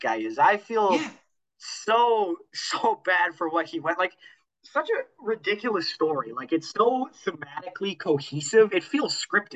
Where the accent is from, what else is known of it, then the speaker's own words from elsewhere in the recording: Canada; being a Canadian myself